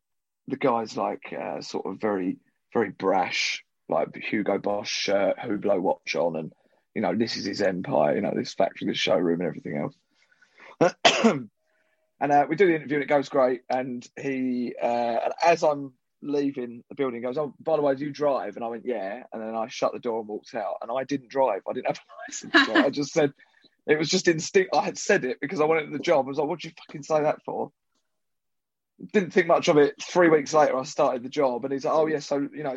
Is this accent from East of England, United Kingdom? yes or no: yes; Southend-on-Sea, East of England, United Kingdom; the Cliffs Pavilion in Southend with Russell Cain, which is like my hometown theatre